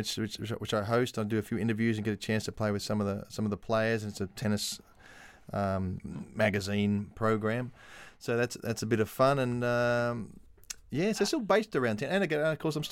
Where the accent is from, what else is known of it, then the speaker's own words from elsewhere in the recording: Australia; now in London, United Kingdom; I mean, being an Aussie, you need a base somewhere.